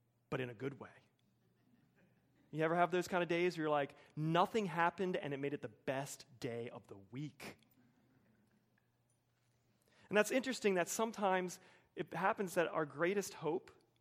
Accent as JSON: {"language": "English", "town": "Wilmington", "country": "United States", "tie": "born or raised there", "said": "my culture in suburban Wilmington"}